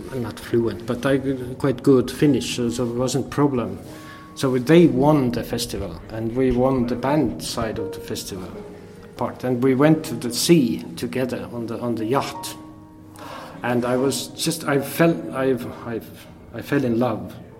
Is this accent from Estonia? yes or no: yes; Tallinn, Harju County, Estonia; English is a second language; I'm from Tallinn